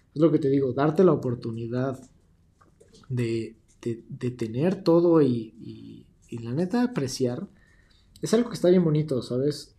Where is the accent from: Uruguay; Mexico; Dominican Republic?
Mexico; yo me sentía ajeno a mi tierra